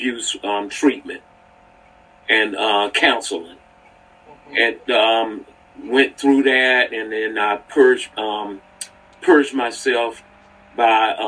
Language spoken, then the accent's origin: English; North Carolina, United States; moved away as an adult; I'm from North Carolina, so I was down in North Carolina